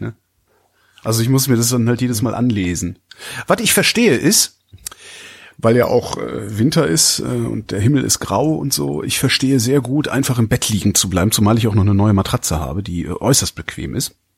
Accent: Cologne, North Rhine-Westphalia, Germany; ich komme ja aus Köln, das ist Ruhrgebiet nicht weit

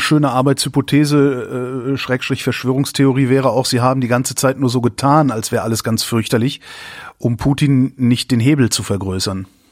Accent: North Rhine-Westphalia, Germany; ich komme ja aus Nordrhein-Westfalen

